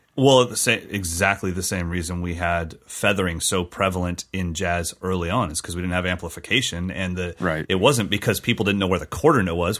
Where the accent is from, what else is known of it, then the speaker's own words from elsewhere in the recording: California, United States; as a Californian kid